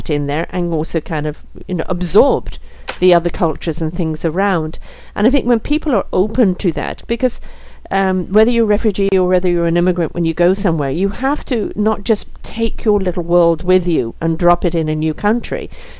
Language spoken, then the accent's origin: English; North West England, United Kingdom; also born or lived in South Africa; now in Canada; I'm British born, actually around the corner from you. I'm Lancashire lass.